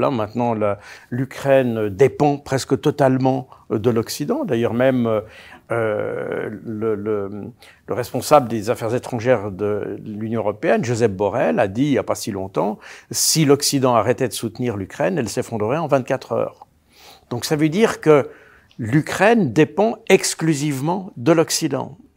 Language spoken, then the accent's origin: French; Switzerland; on rappelle que je suis suisse.